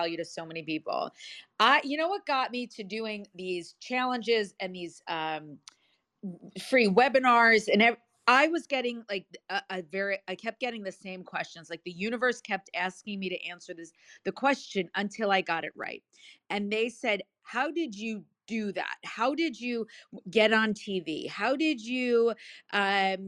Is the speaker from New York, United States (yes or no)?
no; New Jersey, United States; I'm from Jersey. It's TAWK